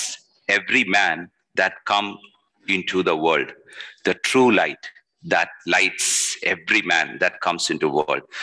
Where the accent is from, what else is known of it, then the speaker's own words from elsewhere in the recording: Kerala, India; I'm from Kerala